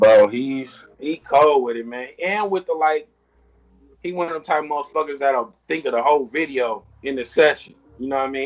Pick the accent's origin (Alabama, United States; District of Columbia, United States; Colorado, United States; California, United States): California, United States; Long Beach; growing up in Long Beach